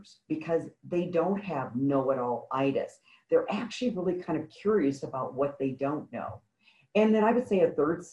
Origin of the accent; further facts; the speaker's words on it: Midwest, United States; I grew up in the Midwest on a farm